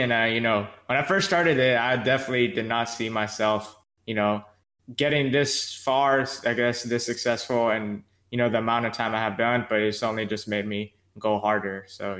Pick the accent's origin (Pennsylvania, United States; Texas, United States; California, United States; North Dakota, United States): California, United States; Yuba City; also born or lived in Modesto, California; I'm 20 years old. I was born and raised in California, born in Modesto. And I've been raised in Yuba City, California since 2006. So, you know, 14 years to this point. I love Yuba City.